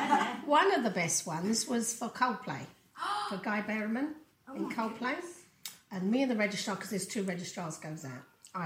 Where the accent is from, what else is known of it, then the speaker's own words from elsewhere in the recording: London, United Kingdom; I've lived here for 36 years, I think. I've always lived in Peabody's. I was born in Peabody's in Islington, and I'm the last in my family for over 100 years to still live in Peabody's.